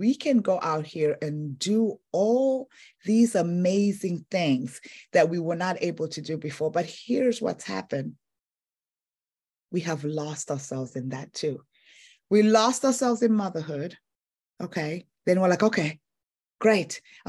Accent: Tanzania; also born or lived in Zambia; I'm originally from Africa, eastern and southern part of Africa, Tanzania and Zambia.

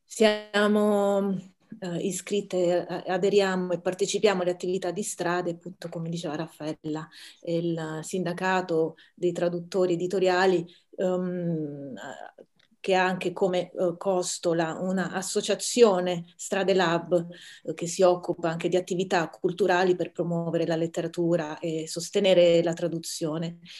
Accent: Taranto, Apulia, Italy; sono nella mia città natale a Taranto

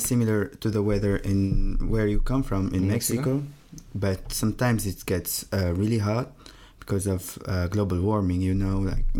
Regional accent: Tunisia; moved away as an adult; I'm from Tunisia, from North Africa, yeah.

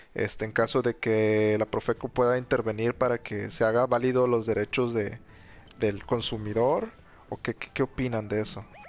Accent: Mexico; cómo somos los mexicanos

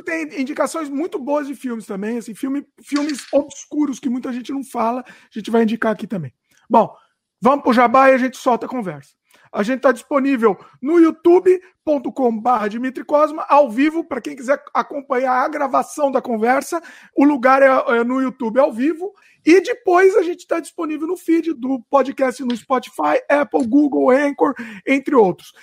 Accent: Brazil; porque eu sou brasileiro

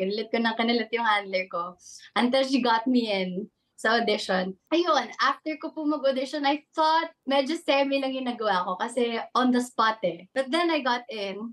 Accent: Calabarzon, Philippines; now in Manila, Philippines; I grew up in Cavite, pero I was born na rin talaga in Manila.

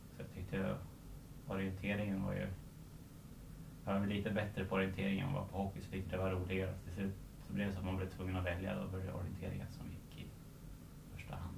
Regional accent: Surahammar, Västmanland, Sweden; also born or lived in Stockholm / Tullinge; jag är uppväxt i Surahammar

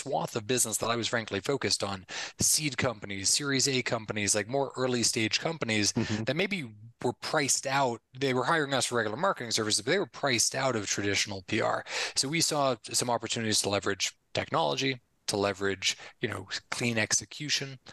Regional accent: Connecticut, United States; moved away as an adult; also born or lived in Philadelphia, United States; now in Medellin, Colombia; born and raised in Connecticut, went to school in Philly.

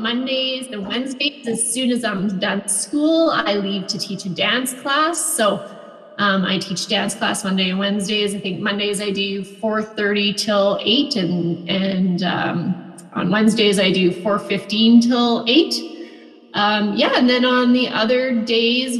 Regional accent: Vermilion, Alberta, Canada; also born or lived in Two Hills, Alberta / Edmonton, Alberta / Lloydminster; I grew up mostly around Vermilion

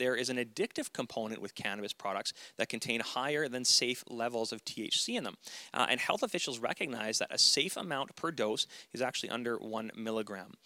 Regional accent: the Kootenays, British Columbia, Canada; we're from the Kootenays

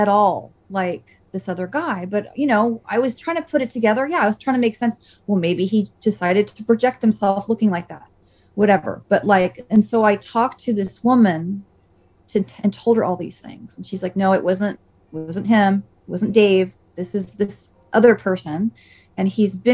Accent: Saratoga, United States; where I grew up in Saratoga

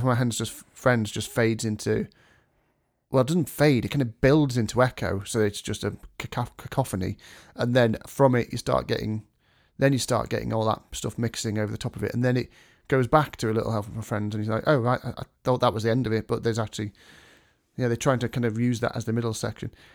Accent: England, United Kingdom; as U K people, English people, as English people

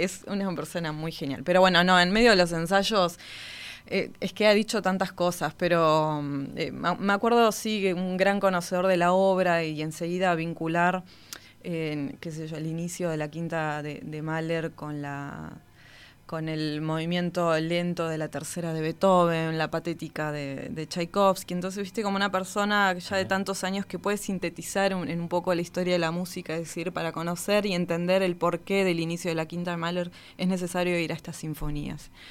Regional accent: Río Gallegos, Santa Cruz, Argentina; Yo nací en la ciudad de Río Gallegos, en la provincia de Santa Cruz, al sur de Argentina, Patagonia hmm. pura

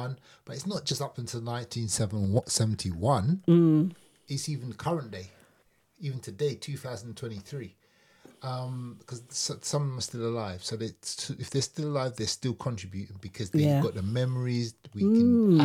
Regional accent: London, United Kingdom; through the 70s, late 60s and early 70s, growing up in London

